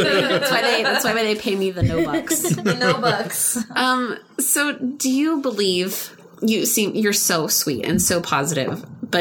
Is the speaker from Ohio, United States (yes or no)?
no; Midland, Texas, United States; I'm from Midland.